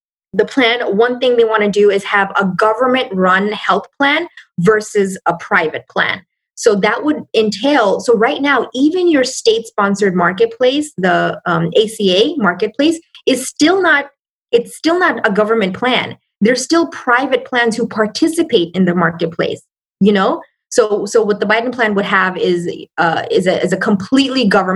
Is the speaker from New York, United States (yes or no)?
yes; New York City, New York, United States; moved away as an adult; also born or lived in Bangladesh; I came to the States. I lived in New York. I'm from New York. So I lived, I came here when I was six, when I was 6 years old.